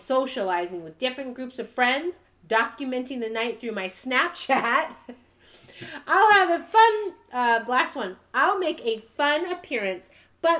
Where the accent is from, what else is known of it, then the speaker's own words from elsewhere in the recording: California, United States; being a Californian girl